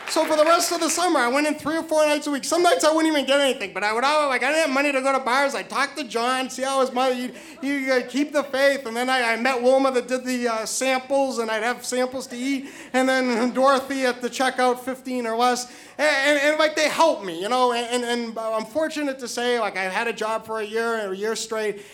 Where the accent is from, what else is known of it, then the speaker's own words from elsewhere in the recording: New Hampshire, United States; moved away; also born or lived in Hoboken, New Jersey / New York; I am originally from New Hampshire